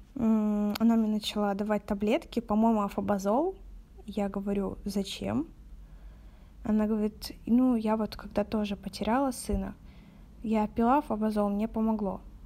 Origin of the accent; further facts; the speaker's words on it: Novorossiysk, Krasnodar Krai, Russia; мне 18, и я из города Новороссийска